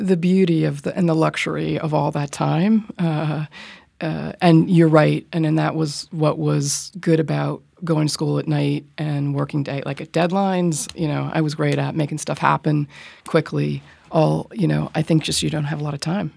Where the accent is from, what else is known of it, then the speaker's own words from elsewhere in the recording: Rye, New York, United States; I grew up in Rye, New York